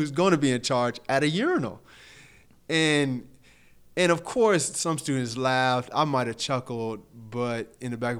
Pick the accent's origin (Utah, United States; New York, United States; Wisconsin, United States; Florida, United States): Florida, United States; Fort Myers; I'm from a place called Harlem Heights in Fort Myers, predominantly black and Latino